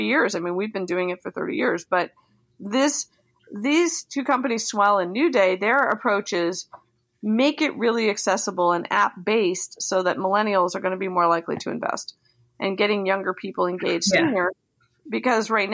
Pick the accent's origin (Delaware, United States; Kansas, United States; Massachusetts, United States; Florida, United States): Delaware, United States; moved away; I grew up in Delaware, but my grandparents and my parents were all from Philly